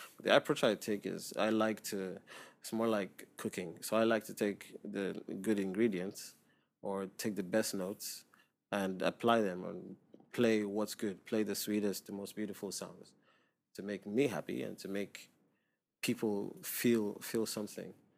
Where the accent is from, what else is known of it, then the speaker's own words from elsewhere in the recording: Lagos, Nigeria; moved away as an adult; now in Dubai, United Arab Emirates; I grew up in Nigeria